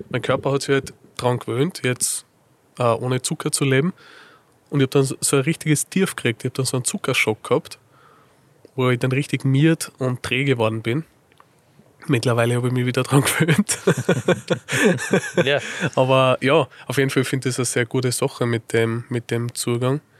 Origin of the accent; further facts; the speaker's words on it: Linz, Upper Austria, Austria; now in Salzburg, Austria; eigentlich bin ich gebürtiger Linzer, also Oberösterreicher, Linzer, okay. bin aber zum Studium nach Salzburg gegangen.